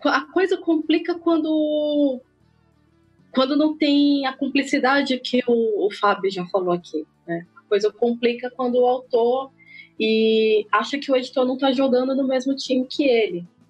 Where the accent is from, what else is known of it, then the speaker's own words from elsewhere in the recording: Ceará, Brazil; lá no meu país, Ceará